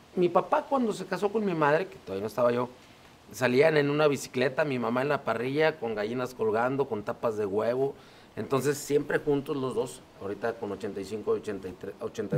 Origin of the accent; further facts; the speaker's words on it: San Nicolás de los Garza, Nuevo León, Mexico; Yo nací en San Nicolás, soy de San Nicolás de los Garza, Nuevo León